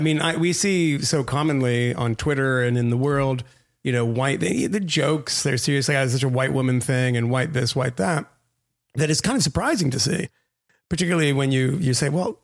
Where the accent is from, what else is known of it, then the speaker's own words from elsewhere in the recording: Massachusetts, United States; where I grew up in Massachusetts